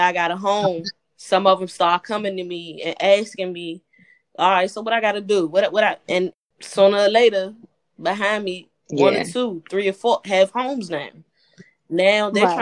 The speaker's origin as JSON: {"language": "English", "town": "Washington", "region": "District of Columbia", "country": "United States", "tie": "born or raised there", "said": "D.C. is home for all of us. We was all born and raised here"}